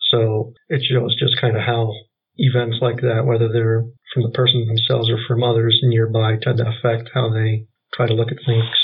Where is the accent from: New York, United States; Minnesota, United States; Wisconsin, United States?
Wisconsin, United States; West Central; So I am from West Central Wisconsin.